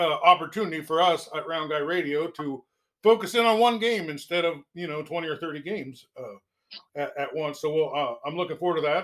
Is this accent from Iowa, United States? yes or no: yes; Fairfield, Iowa, United States; I grew up in Fairfield.